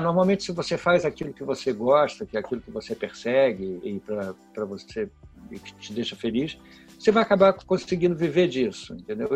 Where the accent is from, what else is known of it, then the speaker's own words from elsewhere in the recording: Porto Alegre, Rio Grande do Sul, Brazil; Sou filho de gaúcho, passei minha infância inteira em Porto Alegre